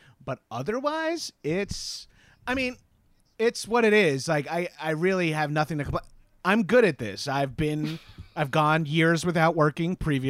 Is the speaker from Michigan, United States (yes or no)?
no; Long Island, New York, United States; now in Los Angeles, United States; I'm from Long Island originally.